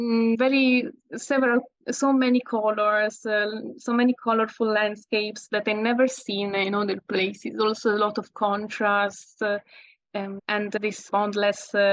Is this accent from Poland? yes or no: no; Italy; accent: Italian; English is a second language; there is a little bit of my Italian accent still